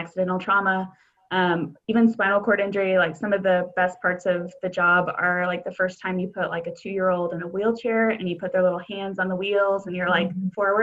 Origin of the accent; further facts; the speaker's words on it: Arlington, Texas, United States; also born or lived in St. Petersburg, Florida / Chicago; I am from the Dallas-Fort Worth area, grew up in Arlington